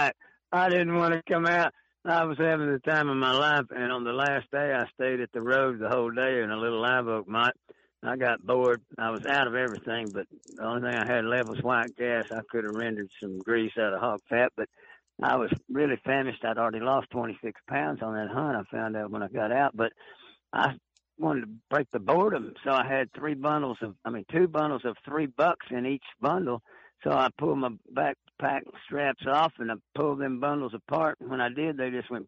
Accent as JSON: {"language": "English", "town": "Arlington", "region": "Texas", "country": "United States", "tie": "born or raised there", "also_born_or_lived": "Tyler, Texas / Kingsville, Texas", "said": "I was born in East Texas in Tyler, raised in Arlington, you know, about dead middle of the Dallas-Fort Worth Metroplex, graduated high school there"}